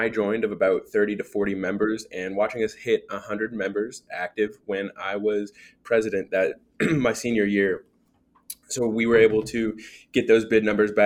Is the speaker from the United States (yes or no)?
yes; Dallas, Texas, United States; moved away; also born or lived in Arkansas; I'm originally from Dallas, Texas